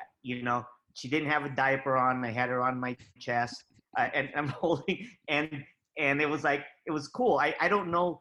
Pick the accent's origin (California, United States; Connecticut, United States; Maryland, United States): California, United States; also born or lived in Philippines; I grew up in California